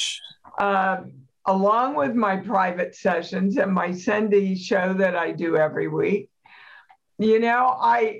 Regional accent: Kansas, United States; I'm from Kansas

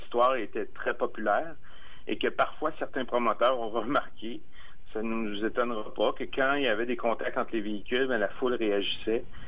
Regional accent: Armagh, Quebec, Canada; Arma, mon village natal

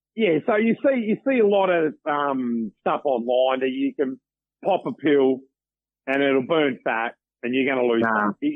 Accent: Victoria, Australia; moved away; also born or lived in Pilbara, Western Australia; I grew up in Victoria.

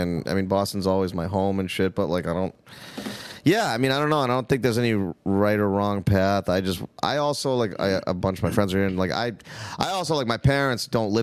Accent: India; No, I'm Indian.

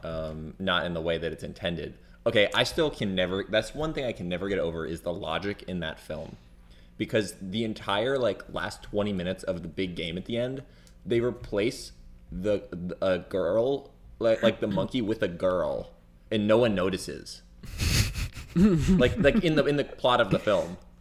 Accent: near Clearwater, Florida, United States; I never have lived in Clearwater, but I was born there

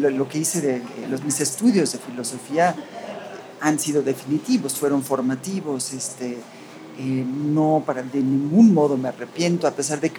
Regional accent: Mexico; first language en; Spanish is a second language; de los dos países, soy de México y de Estados Unidos. Aprendí, yo creo que aprendí el inglés antes que el español, pues, puesto

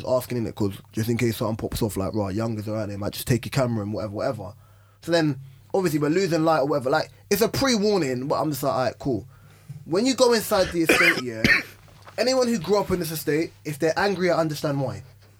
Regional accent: London, United Kingdom; I grew up in South.

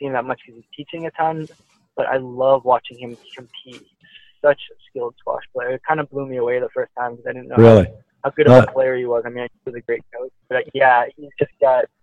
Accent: Boston suburbs, Massachusetts, United States; also born or lived in Nanjing, China; I grew up in the Boston suburbs where I've opened up this club

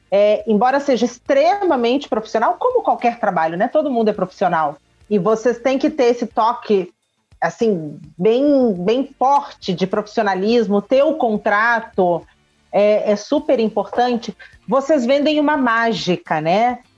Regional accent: Rio de Janeiro, Brazil; Ai, eu cresci no Rio, adoro. Só o cheiro do Rio eu me sinto em casa.

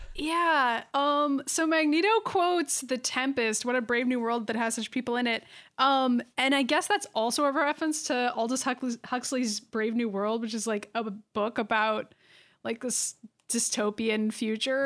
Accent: Massachusetts, United States; We're from Massachusetts.

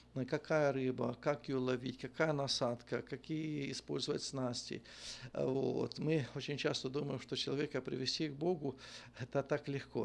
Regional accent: Ternopil Oblast, Ukraine; moved away as an adult; now in Volgograd, Russia; я родился на Украине, есть город такой Тернополь, в Тернопольской области, село Иванковцы

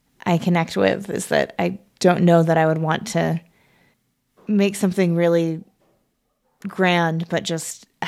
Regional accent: Olympia, Washington, United States; also born or lived in Seattle; I grew up in Olympia.

